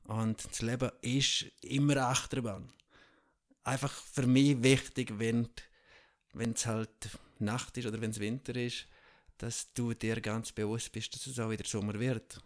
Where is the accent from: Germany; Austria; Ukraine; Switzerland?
Switzerland; Tschiertschen, Graubünden; Ich bin ja ursprünglich in der Schweiz aufgewachsen, in Tschirtscha, in einem 250 Seelendorf